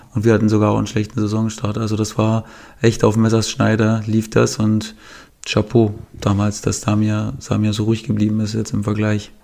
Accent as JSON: {"language": "German", "country": "Germany", "said": "Als, als, Deutscher"}